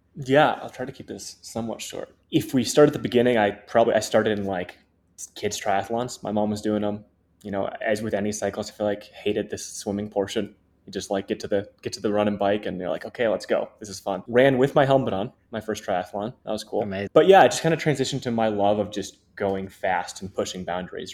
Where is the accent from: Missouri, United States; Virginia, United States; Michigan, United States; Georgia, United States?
Michigan, United States; Ann Arbor; also born or lived in Memphis, Tennessee; grew up in Michigan, born in Memphis, Tennessee, but grew up in Michigan since I was two years old